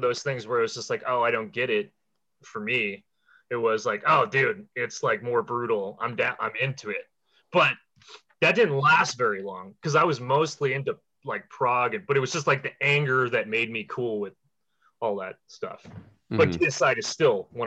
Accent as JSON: {"language": "English", "town": "Washington", "region": "District of Columbia", "country": "United States", "tie": "born or raised there", "said": "I'm from Washington, D.C. And I grew 79, born in 79. So the 80s when the guitar solo was king, that was the where I came up in."}